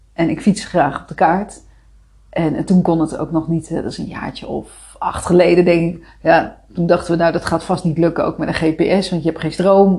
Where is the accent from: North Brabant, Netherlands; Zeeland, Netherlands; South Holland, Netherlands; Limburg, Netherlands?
South Holland, Netherlands; Rotterdam; moved away; also born or lived in Amersfoort; Kom ik uit Rotterdam